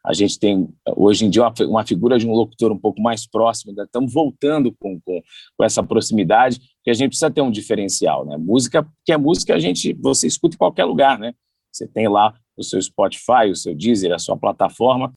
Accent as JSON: {"language": "Portuguese", "region": "São Paulo", "country": "Brazil", "tie": "born or raised there", "also_born_or_lived": "Santos", "said": "Eu sou nascido em São Paulo"}